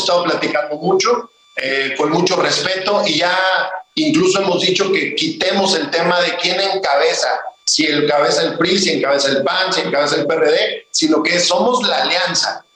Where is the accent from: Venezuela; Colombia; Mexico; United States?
Mexico; Oaxaca